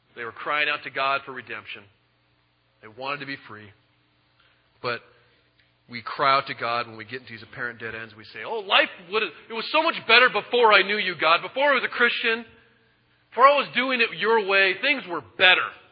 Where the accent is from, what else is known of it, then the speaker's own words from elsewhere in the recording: United States; I'm an American